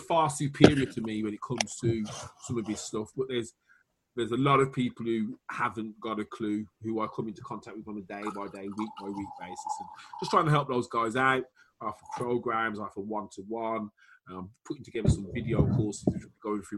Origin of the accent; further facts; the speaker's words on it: Wales, United Kingdom; accent: Welsh; my Welsh accent